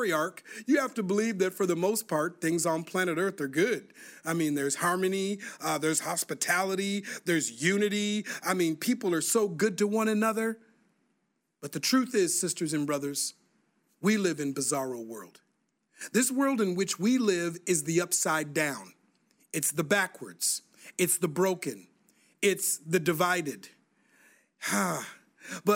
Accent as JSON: {"language": "English", "town": "Minneapolis", "region": "Minnesota", "country": "United States", "tie": "born or raised there", "said": "growing up in Minneapolis, Minnesota"}